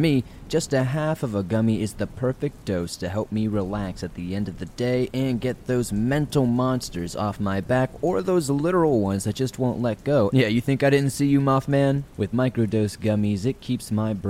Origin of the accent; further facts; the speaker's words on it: the South, United States; Growing up in the South